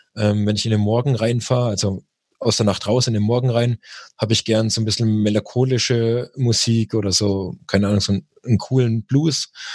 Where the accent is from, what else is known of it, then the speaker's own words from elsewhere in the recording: Germany; bei uns in Deutschland